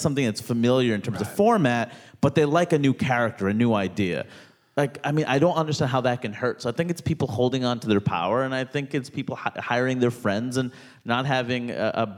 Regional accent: New York City, New York, United States; I grew up in Queens, New York, most diverse place in the world

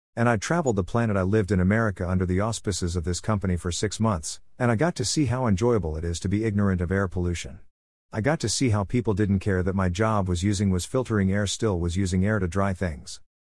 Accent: Australia; I'm an Australian

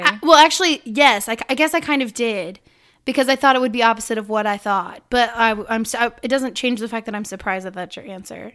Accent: Illinois, United States; I was born in Illinois

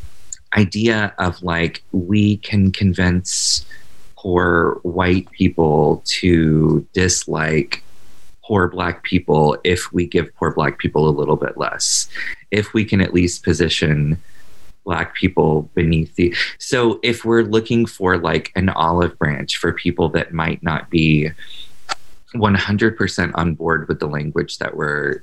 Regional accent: Georgia, United States; I come from Georgia. I also had a ton of Black neighbors

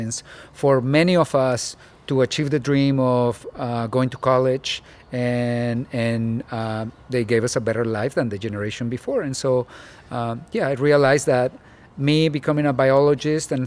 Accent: Mexico; also born or lived in Mexico City; now in Tucson, United States; I was born in Mexico City, and growing up in Mexico, running around in the desert

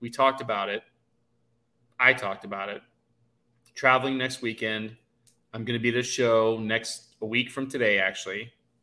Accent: Ohio, United States; I'm from Ohio

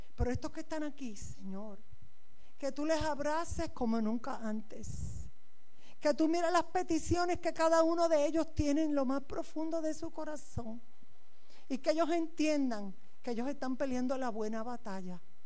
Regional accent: Puerto Rico; moved away as an adult; now in Galicia, Spain; Yo soy puertorriqueña

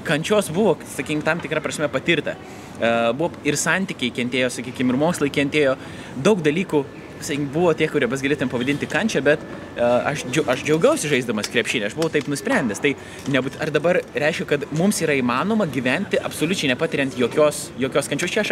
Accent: Lithuania; aš, aišku, kultūriškai irgi krikščioniškoje aplinkoje užaugau, turint omeny Lietuvą

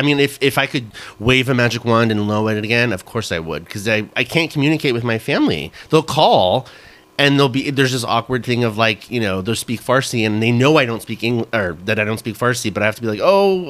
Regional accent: Dallas–Fort Worth area, Texas, United States; also born or lived in Orange County, California; I'm originally from Southern California. I grew up in the OC. Yes, just like the TV show. Mm-hmm. But I was raised here in the DFW area.

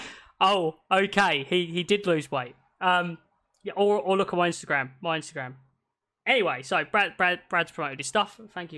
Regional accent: Scotland, United Kingdom; Yeah, I'm Scottish.

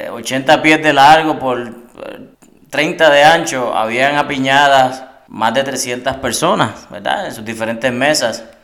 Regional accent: Trujillo Alto, Puerto Rico; soy natural de Trujillo Alto

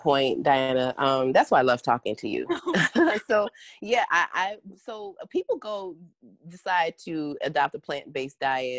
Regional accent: Detroit, Michigan, United States; because I am African American and I'm from Detroit. I've lived in all kinds of different areas throughout the country.

